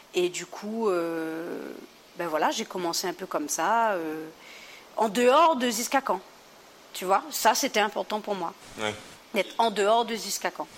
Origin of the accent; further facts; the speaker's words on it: Réunion; moved away as an adult; also born or lived in Montpellier; Je viens de la Réunion, c'est la France, mais pas tout le temps.